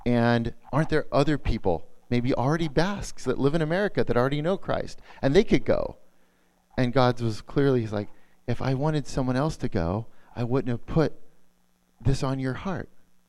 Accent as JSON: {"language": "English", "town": "San Diego", "region": "California", "country": "United States", "tie": "born or raised there", "also_born_or_lived": "Portland", "moved": "as an adult", "said": "I grew up in San Diego. We're living back there now again."}